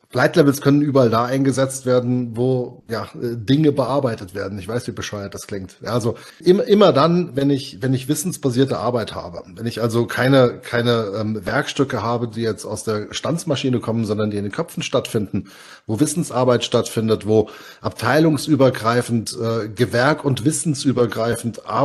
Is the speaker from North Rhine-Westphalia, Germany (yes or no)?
no; Hesse, Germany; wahnsinnig gerne auch Moin sagen, aber das fühlt sich so falsch an als Hesse, auch wenn ich Moin unglaublich sympathisch finde.